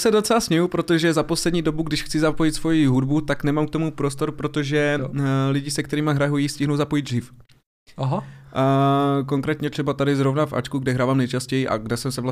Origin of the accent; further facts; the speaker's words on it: Ostrava, Moravian-Silesian Region, Czechia; Jakoby nejčastěji samozřejmě tím, že jsem z Ostravy, tak v Ostravě tady mám odehrané snad všechny kluby až na dva kluby.